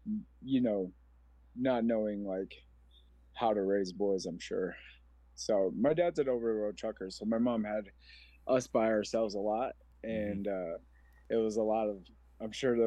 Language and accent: English; Omaha, Nebraska, United States; I'm a 40-year-old man from Omaha, Nebraska. I grew up in North Omaha